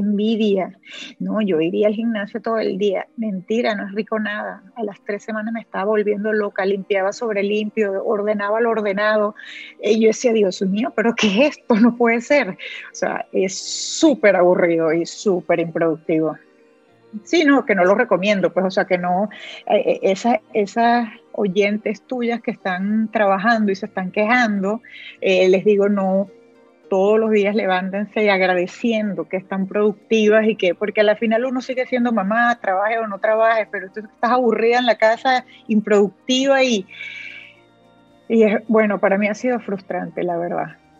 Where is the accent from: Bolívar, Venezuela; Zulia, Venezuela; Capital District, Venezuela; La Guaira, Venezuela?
Bolívar, Venezuela; Puerto Ordaz; moved away as an adult; also born or lived in Miami, United States; now in Spain; yo soy de Puerto Ordaz en, Venezuela, o sea, que es una ciudad que todavía es relativamente pequeña, que, que pues, nos conocemos muchas personas, mis hijos llegaron a estudiar con con muchachos